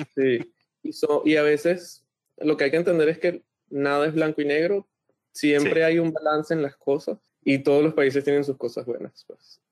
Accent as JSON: {"language": "Spanish", "country": "Venezuela", "tie": "born or raised there", "moved": "yes", "lives_now": "Montreal, Canada", "said": "creciendo en Venezuela"}